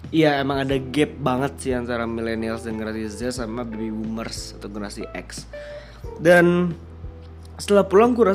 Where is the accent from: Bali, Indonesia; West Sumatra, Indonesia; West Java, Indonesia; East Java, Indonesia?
West Sumatra, Indonesia; Padang; gue orang Padang kakek gue tuh bisnis nyokap gue pun suka dagang